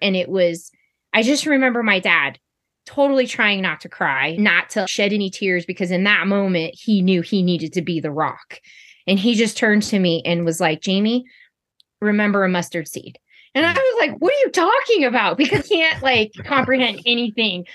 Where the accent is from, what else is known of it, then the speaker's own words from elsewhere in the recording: Sacramento, California, United States; now in Somerset, United States; I currently reside in Somerset, California, and I am from Sacramento, California.